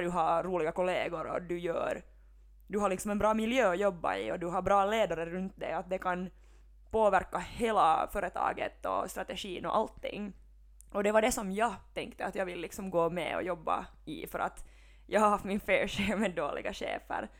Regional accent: Helsinki, Uusimaa, Finland; moved away as an adult; now in Vaasa, Finland; jag är ju från Helsingfors

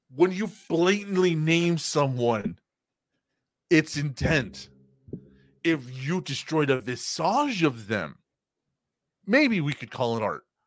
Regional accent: United States; we're American

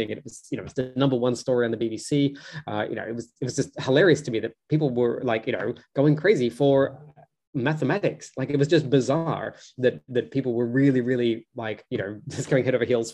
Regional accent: Australia; I grew up in Australia

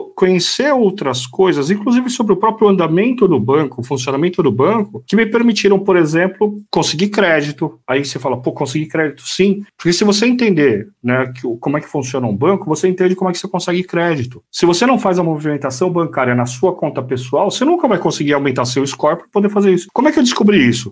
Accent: Brazil; eu sou brasileiro

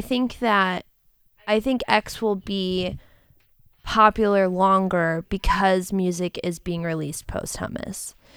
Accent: Cleveland, Ohio, United States; now in Austin, United States; I love my hometown. I know we in the ATX right now, but I'm from Cleveland.

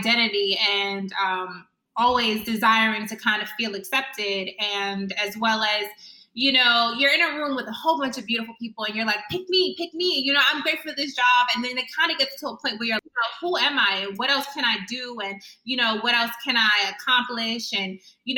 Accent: New York, United States; I'm from New York, got scouted, finished high school.

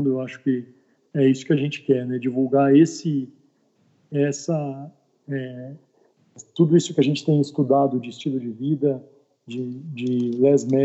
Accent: São Paulo, Brazil; born there; now in Belo Horizonte, Brazil; eu sou daqui de BH, né? Na verdade, eu sou nascido em São Paulo, mas moro aqui em BH há mais de 23 anos.

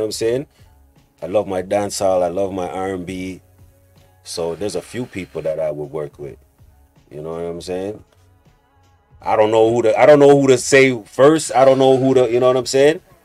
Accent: Toronto, Ontario, Canada; we're growing up in Rexdale

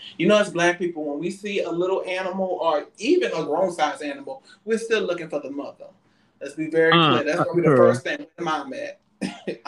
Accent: New Orleans, Louisiana, United States; now in Houston, United States; I'm from New Orleans, you know, that's where I'm from, and you know, and I reside in Houston

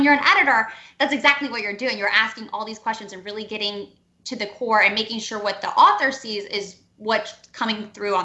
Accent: Cleveland, Ohio, United States; also born or lived in Nashville / New York; now in Atlanta, United States; I'm from Cleveland originally

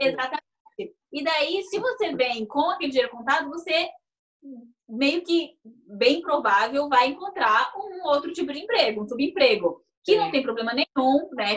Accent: Brazil; moved away; eu sou brasileira

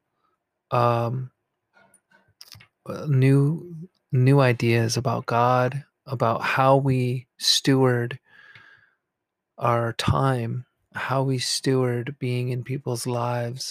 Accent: New York, United States; now in New Jersey, United States; I live in actually New Jersey, the state of New Jersey. And I'm close to New York City and I grew up in New York.

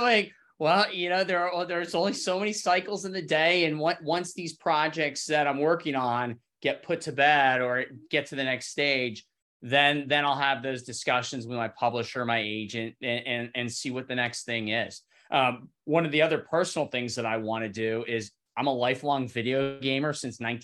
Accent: Cincinnati, Ohio, United States; I grew up in the Midwest, in Cincinnati.

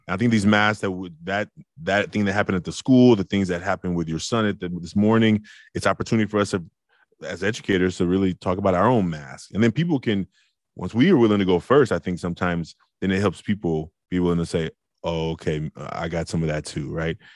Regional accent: Oakland, California, United States; I was a hothead from Oakland

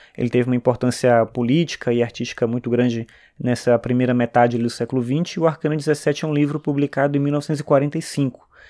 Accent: São Luís, Maranhão, Brazil; eu sou do Maranhão, de São Luís

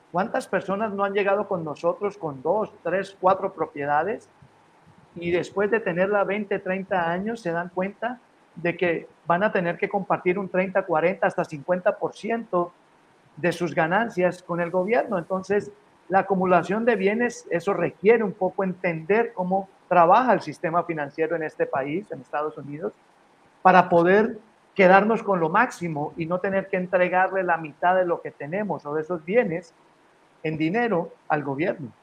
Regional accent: Colombia; now in Los Angeles, United States; Yo como colombiano

